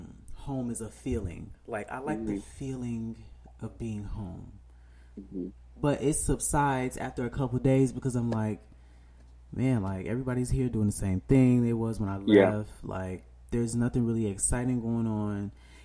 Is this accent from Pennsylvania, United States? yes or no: no; Chicago, Illinois, United States; moved away; because we are both from Chicago.